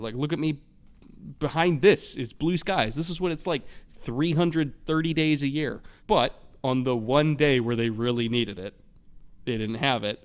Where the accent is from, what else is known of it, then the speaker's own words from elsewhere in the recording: California, United States; as a Californian in thirty years